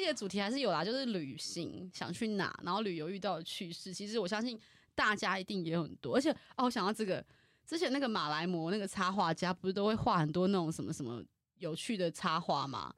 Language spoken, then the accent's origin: Chinese; Taiwan; 我身为台湾人